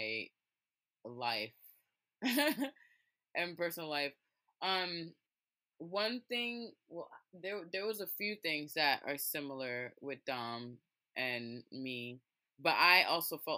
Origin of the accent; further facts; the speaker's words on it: New York City, New York, United States; I grew up in Brooklyn, went to a Brooklyn school